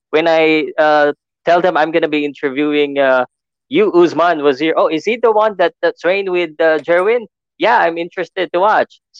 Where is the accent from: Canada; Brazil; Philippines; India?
Philippines; here in the Philippines we love boxing so much